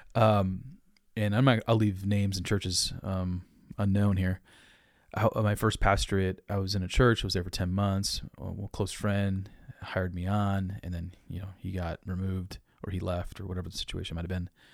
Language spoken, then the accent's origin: English; Dubuque, Iowa, United States; I grew up in Dubuque, Iowa